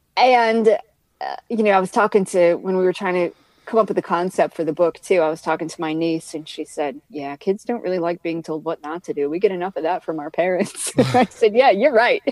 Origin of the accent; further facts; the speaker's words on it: Maine, United States; moved away; I'm from Maine